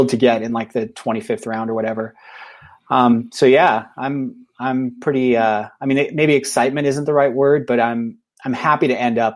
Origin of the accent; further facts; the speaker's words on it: England, United Kingdom; I think I'm doing the math right, but I'm I'm a I'm an English guy, so I don't know.